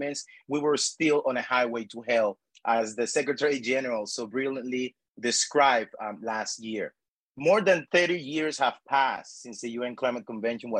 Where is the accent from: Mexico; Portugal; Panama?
Panama; moved away as an adult; also born or lived in United States; I was born and raised in El Pájaro de Pece, a rural community at the heart of Panama's dry corridor